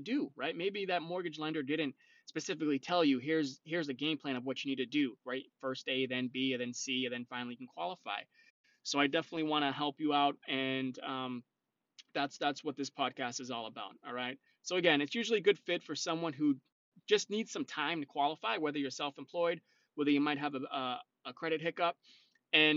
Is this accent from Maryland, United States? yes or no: no; North Shore, Massachusetts, United States; I am originally from the North Shore, so I do help people out on the North Shore as well